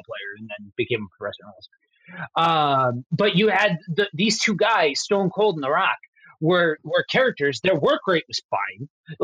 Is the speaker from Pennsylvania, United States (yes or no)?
yes; Pennsylvania, United States; growing up in Pennsylvania, going to Philly to go watch ECW